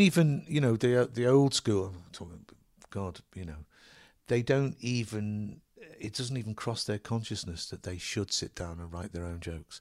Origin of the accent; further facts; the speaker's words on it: Liverpool, North West England, United Kingdom; where I was brought up in Liverpool, it's on the seashore